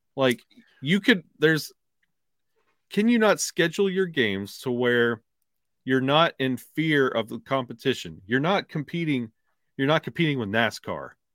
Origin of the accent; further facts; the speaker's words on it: Alabama, United States; born and raised in Alabama